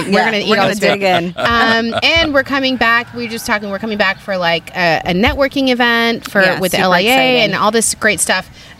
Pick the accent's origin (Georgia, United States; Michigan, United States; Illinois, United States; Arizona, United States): Arizona, United States; Phoenix; So the reason why she was in Russia is because the WNBA, and by the way, I'm from Phoenix, right?